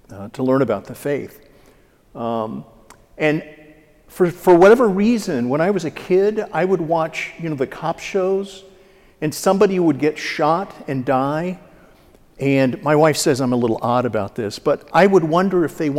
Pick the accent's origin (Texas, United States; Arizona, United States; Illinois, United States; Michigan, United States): Texas, United States; Dallas; now in St. Louis, United States; I was born and raised in Dallas, the youngest of three sons